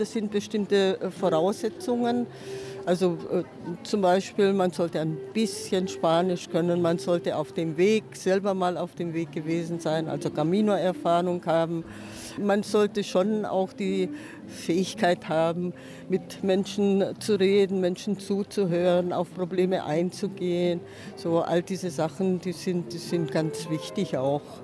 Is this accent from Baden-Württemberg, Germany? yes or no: yes; Leinfelden-Echterdingen, Baden-Württemberg, Germany; sonst bin ich in der Nähe von Stuttgart, Leinfelden, Echterdingen